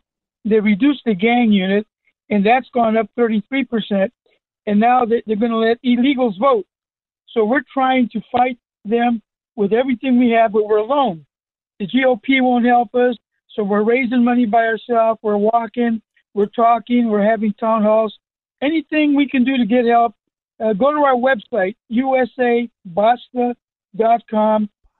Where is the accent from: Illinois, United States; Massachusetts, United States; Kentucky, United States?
Massachusetts, United States; Boston; Good. I'm from Boston.